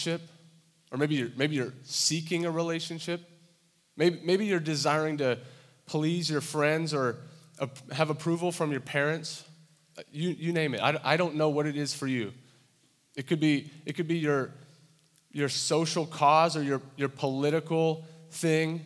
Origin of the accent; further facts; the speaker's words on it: Santa Barbara, California, United States; moved away as an adult; now in Iowa, United States; I grew up in Santa Barbara, California